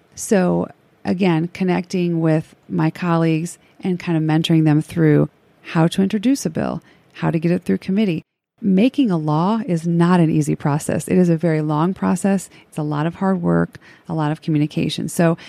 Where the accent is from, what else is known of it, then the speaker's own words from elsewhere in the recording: Crown Point, Indiana, United States; moved away as an adult; also born or lived in Cincinnati, Ohio; now in Harrison, United States; I was born and raised in Northwest Indiana, a little town called Crown Point. My dad was a proud union pipe fitter, local 597, and my mom worked up at our local public school. My dad and mom were very strict Catholics. We were raised Catholic, and I moved down here to Cincinnati